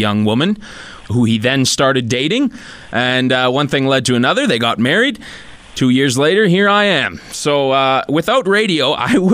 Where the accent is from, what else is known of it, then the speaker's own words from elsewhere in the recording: Sherwood Park, Alberta, Canada; I grew up in Edmonton, actually Sherwood Park, just outside of Edmonton